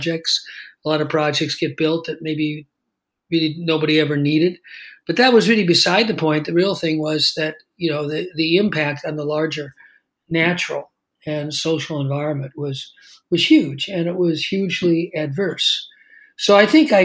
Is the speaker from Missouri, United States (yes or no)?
no; Los Angeles, California, United States; I grew up in Los Angeles